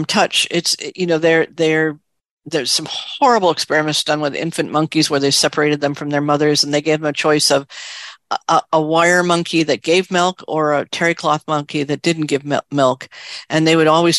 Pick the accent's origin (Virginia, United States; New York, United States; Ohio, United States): New York, United States; New York City; I grew up in New York City